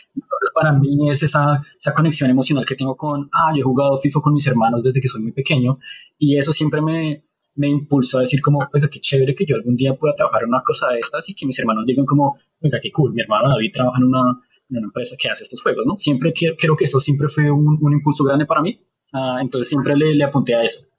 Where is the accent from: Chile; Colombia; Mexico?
Colombia; como colombianos, latinos siempre jugábamos fútbol